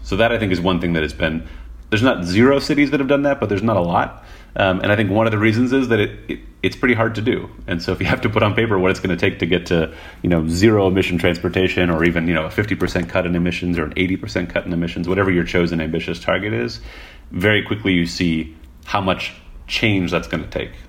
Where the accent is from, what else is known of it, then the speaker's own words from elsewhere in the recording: Montreal, Quebec, Canada; moved away; I grew up in Montreal, which is actually a pretty good bike city in its own right